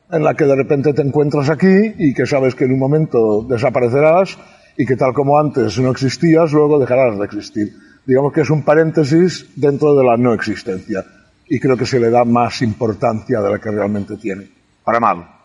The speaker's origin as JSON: {"language": "Spanish", "town": "Estivella", "region": "Valencian Community", "country": "Spain", "said": "Vivía al aire libre, yo soy de Estivella, no soy del puerto. Entonces, claro, es un pueblo pequeño donde todas las casas estaban siempre abiertas"}